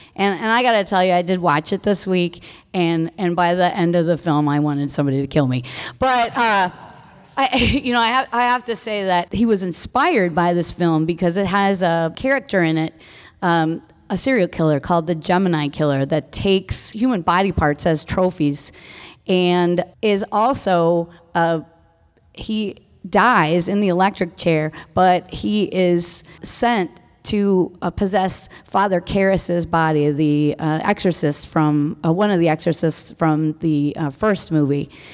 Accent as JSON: {"language": "English", "town": "Milwaukee", "region": "Wisconsin", "country": "United States", "said": "I'm from Milwaukee"}